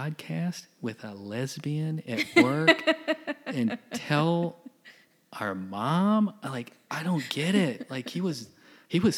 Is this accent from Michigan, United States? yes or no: yes; Michigan, United States; moved away; I grew up in Michigan.